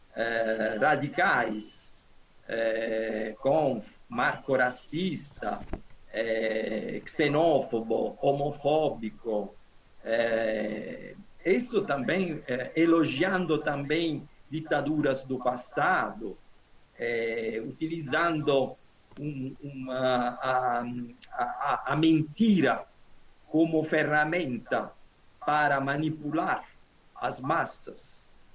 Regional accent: Naples, Campania, Italy; Portuguese is a second language; moved away; Eu sou do sul da Itália, Napoli

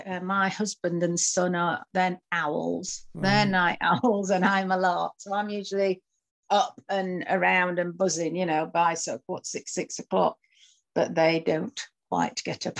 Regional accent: Wakefield, Yorkshire and the Humber, United Kingdom; accent: Barnsley; also born or lived in Rotherham; Well, I was born in Rotherham. But then moved to between Barnsley and Wakefield when I was about six, and went to school in Wakefield. And, you know, I've got a strong, more of a strong Barnsley accent, I think.

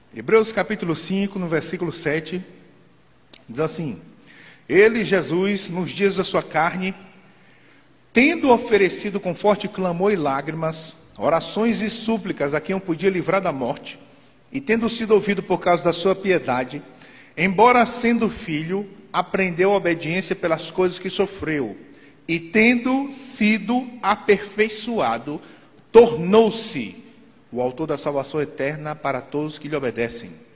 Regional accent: São Luís, Maranhão, Brazil; quando eu era pequeno, lá em São Luís

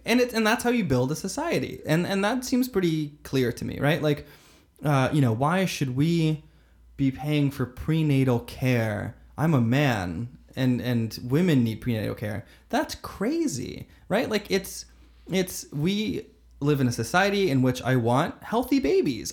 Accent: Florida, United States; also born or lived in Brazil / Fort Myers, Florida; I was born in Brazil, moved to Florida super young and, and was raised there

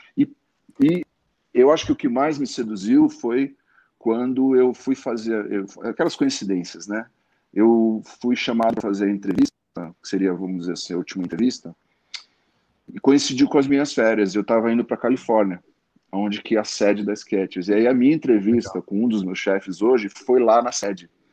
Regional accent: Santos, São Paulo, Brazil; moved away as an adult; eu nasci em Santos

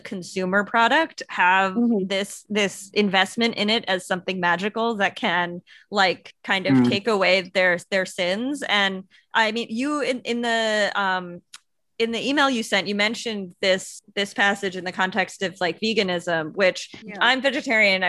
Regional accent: Long Island, New York, United States; I'm from Long Island

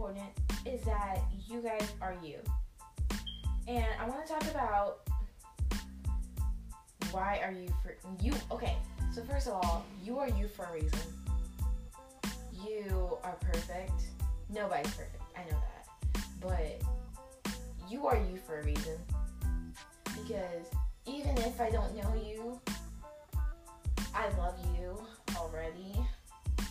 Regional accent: Billerica, Massachusetts, United States; I spent my whole life in Billerica

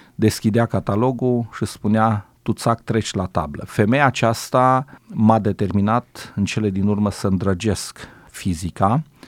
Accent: a village around Făget, Timiș County, Romania; ne-a luat pe noi copiii din satele din prejurul Făgetului

